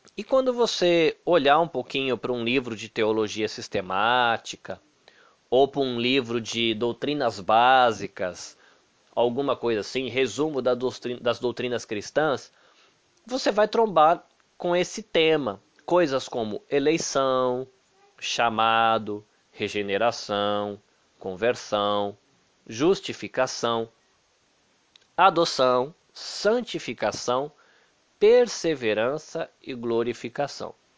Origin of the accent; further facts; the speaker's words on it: Salvador, Bahia, Brazil; Eu nasci em Salvador, na Bahia